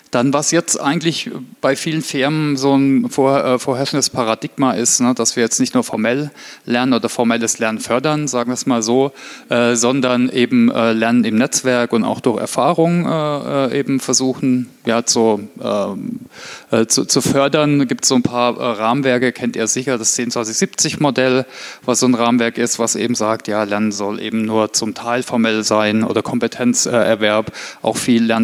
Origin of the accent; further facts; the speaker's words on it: Heilbronn, Baden-Württemberg, Germany; Ich komme ursprünglich aus Heilbronn, äh, also das Weinsberg bei Heilbronn kennt vielleicht der eine oder andere von der Autobahn